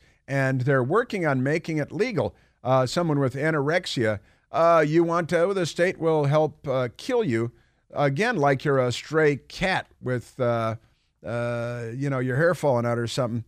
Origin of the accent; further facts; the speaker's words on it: Chicago, Illinois, United States; I know I grew up on the North Shore of Chicago.